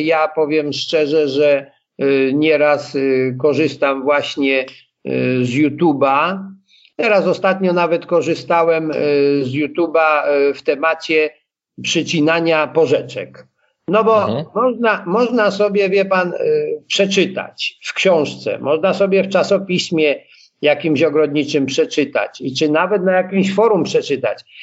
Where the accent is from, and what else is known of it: Blachownia, Silesian Voivodeship, Poland; born or raised there